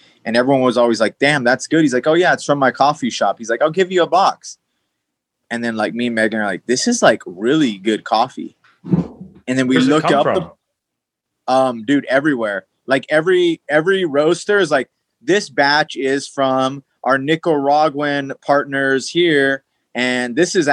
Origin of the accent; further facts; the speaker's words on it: New Mexico, United States; moved away; we're all from New Mexico